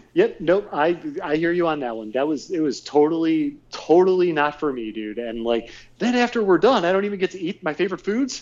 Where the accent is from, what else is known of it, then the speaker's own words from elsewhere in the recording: Northfield / Sagamore Hills, Ohio, United States; growing up on Route 82, but going in from Northfield into Sagamore